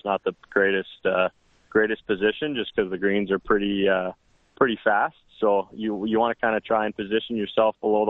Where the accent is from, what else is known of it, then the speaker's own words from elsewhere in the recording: Langley, British Columbia, Canada; moved away as an adult; also born or lived in South Louisiana; now in Houston, United States; I grew up in Langley, B.C.